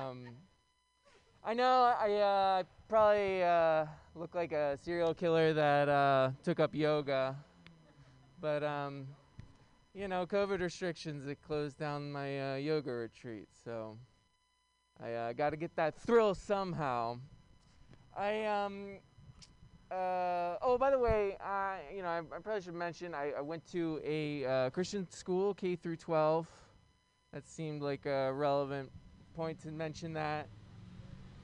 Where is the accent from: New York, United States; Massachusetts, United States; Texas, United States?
New York, United States; New York City; moved away as an adult; now in San Francisco, United States; I'm from Brooklyn